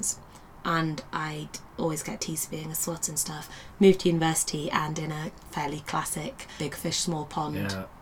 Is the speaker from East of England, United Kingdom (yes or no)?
no; Yorkshire and the Humber, United Kingdom; moved away as an adult; when I was growing up in Yorkshire, I didn't speak like this